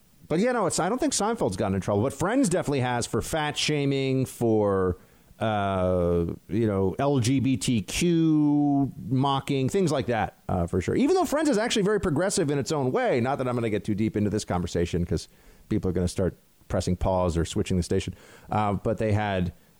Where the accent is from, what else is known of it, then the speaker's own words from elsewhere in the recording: New York, United States; I'm from New York